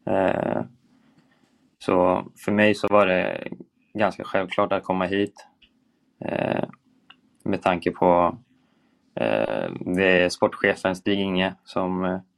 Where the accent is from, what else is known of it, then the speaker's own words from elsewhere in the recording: Sweden; vi är ju svenskar liksom, vi, eh, vi har en bra kommunikation i försvarsspelet